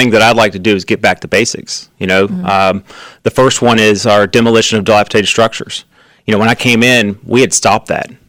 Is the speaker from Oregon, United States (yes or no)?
no; St. Albans, West Virginia, United States; I'm from St. Albans, born and raised.